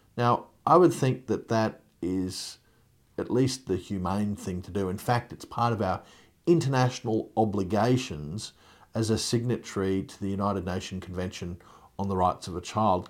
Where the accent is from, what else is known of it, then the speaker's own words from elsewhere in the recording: Queensland, Australia; Queensland, my home state